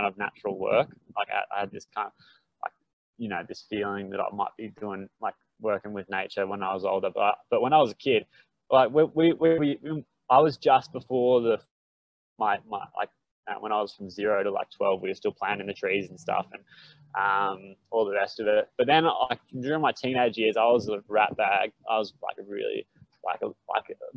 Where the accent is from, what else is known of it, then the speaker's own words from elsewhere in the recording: Brisbane, Queensland, Australia; I grew up in Brizzy and had mates